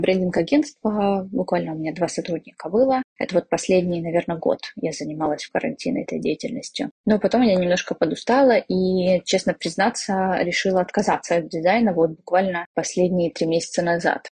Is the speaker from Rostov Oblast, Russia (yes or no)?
yes; Shakhty, Rostov Oblast, Russia; moved away as an adult; also born or lived in Moscow; now in Thailand; я из города Шахты, Ростовской области, проучилась там в школе